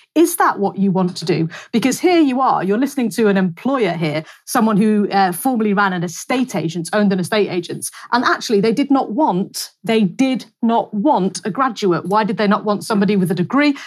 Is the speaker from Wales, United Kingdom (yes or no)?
no; North West England, United Kingdom; a very nice market town again in in the northwest, my hometown